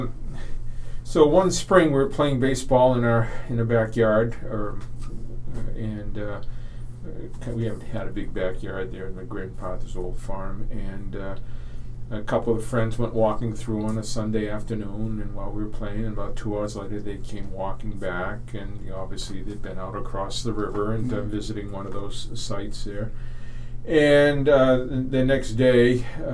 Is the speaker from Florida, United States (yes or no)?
no; Exeter, New Hampshire, United States; I grew up in Exeter. It's in the southeast part of the state.